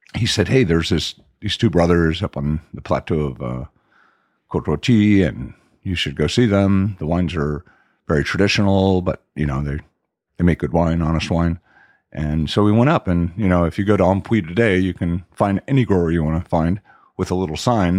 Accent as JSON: {"language": "English", "town": "Miami", "region": "Florida", "country": "United States", "tie": "born or raised there", "also_born_or_lived": "Washington, D.C. / Europe", "moved": "as an adult", "said": "I grew up in Southwest Miami, which was the gateway, I think, to the Everglades"}